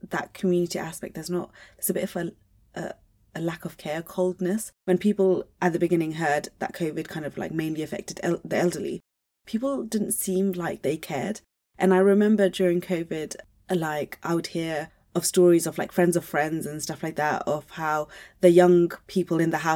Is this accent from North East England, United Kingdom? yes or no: no; Luton, East of England, United Kingdom; I'm from Luton